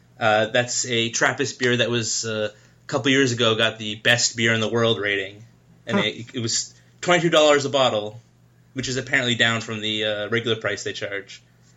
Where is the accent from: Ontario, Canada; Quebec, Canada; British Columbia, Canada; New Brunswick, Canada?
Ontario, Canada; Toronto; now in Wyandotte, United States; I live in Wyandotte, but I'm from Toronto.